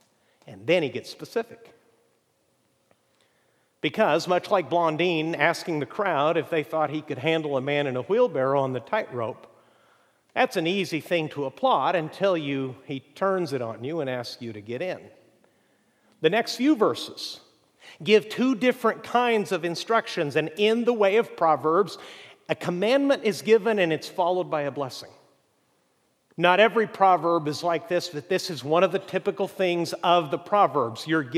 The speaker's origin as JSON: {"language": "English", "region": "Chihuahua", "country": "Mexico", "tie": "born or raised there", "said": "Where I grew up in Mexico, about an hour away, is prime apple-growing country. And the first and best apples I'd ever seen in my life came out of Chihuahua, Mexico."}